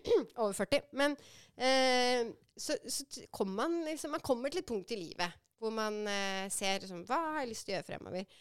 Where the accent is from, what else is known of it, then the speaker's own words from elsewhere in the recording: Oslo, Norway; also born or lived in San Francisco, United States; Jeg er fra Romsås